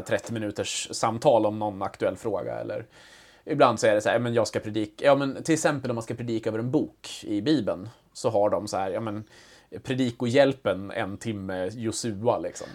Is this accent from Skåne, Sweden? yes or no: no; outside Ludvika, Dalarna County, Sweden; moved away; jag är ju inte född och uppvuxen i Ludvika, men mm. utanför